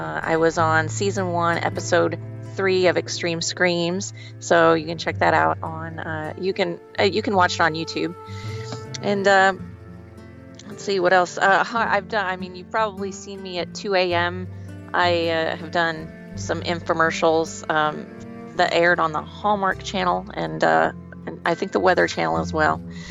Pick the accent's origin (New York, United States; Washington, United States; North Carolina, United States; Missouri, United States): Missouri, United States; also born or lived in Branson, Missouri; I am calling from Branson, Missouri. I am Missouri-grown